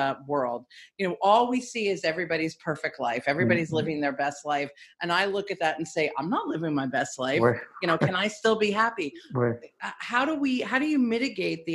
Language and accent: English; New York, United States; Growing up in New York